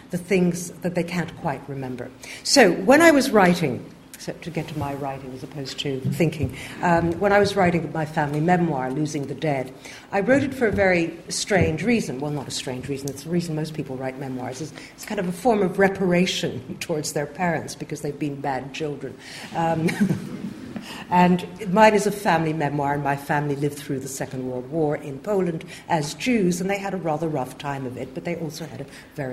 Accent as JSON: {"language": "English", "town": "Montreal", "region": "Quebec", "country": "Canada", "tie": "born or raised there", "moved": "yes", "said": "I grew up in Canada"}